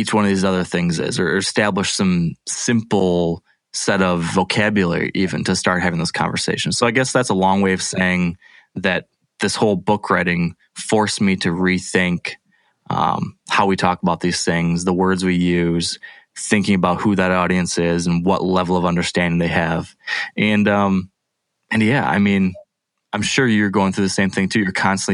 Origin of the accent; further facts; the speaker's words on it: Midwest, United States; I was that person from the Midwest.